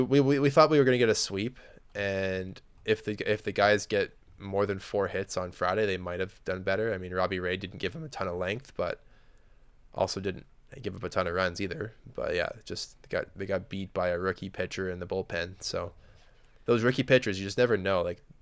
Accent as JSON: {"language": "English", "town": "Lloydminster", "country": "Canada", "tie": "born or raised there", "said": "My hometown team was in town to play one of the Saskatoon teams, and Lloyd Minster got mercied 18-0 in the first game"}